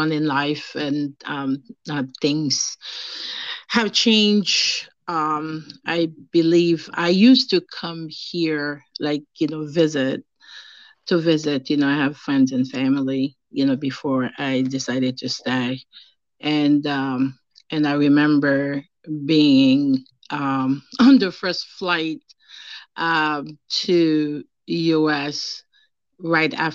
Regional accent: Haiti; now in United States; I grew up in Haiti, and the time that I grew up, there was no other sports except for soccer

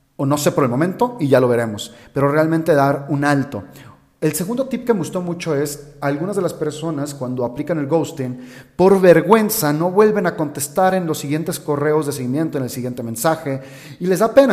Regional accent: Guadalajara, Jalisco, Mexico; de donde yo soy, en Guadalajara, en México

